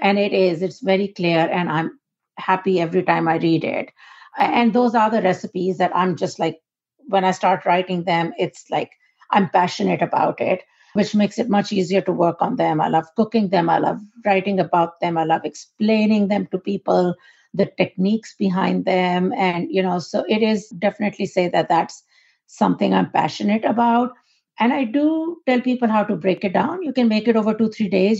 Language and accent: English; Pakistan; moved away as an adult; born and raised in Pakistan